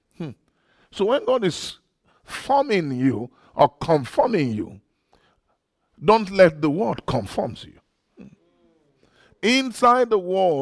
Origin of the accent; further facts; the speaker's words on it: Nigeria; I'm a flesh from Nigeria